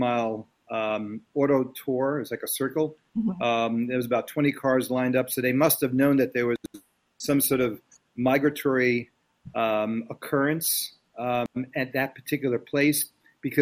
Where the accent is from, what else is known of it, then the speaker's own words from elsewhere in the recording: New York, United States; now in Illinois, United States; as a kid growing up in New York